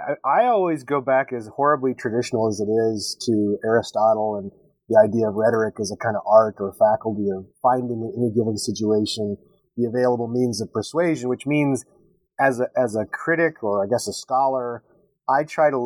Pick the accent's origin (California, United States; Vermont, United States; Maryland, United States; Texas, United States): Texas, United States; I was born and raised in Texas.